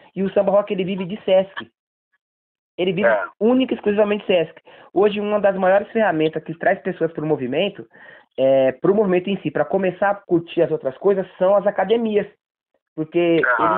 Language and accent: Portuguese; Bahia, Brazil; now in São Paulo, Brazil; eu, sou baiano